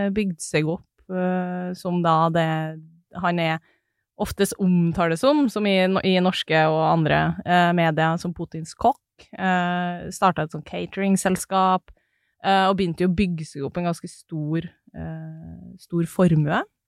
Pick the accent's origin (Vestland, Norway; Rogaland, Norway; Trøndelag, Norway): Trøndelag, Norway; Snåsa; moved away; Snåsa, um, som er der jeg er fra